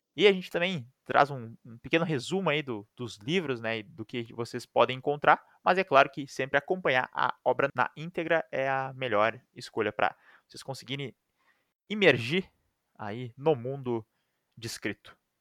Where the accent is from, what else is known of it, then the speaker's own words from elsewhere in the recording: Brazil; a gente é brasileiro